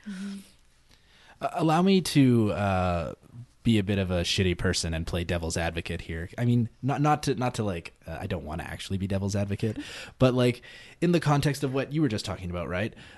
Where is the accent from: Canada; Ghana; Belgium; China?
Canada; Calgary, Alberta; grew up in Calgary